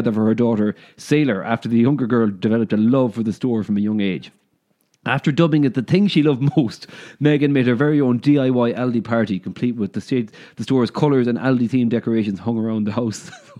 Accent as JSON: {"language": "English", "town": "Castlebar", "region": "Connacht", "country": "Ireland", "said": "this is Rats and we're two fellas from Castlewar, County Mayo, in the west coast of Ireland."}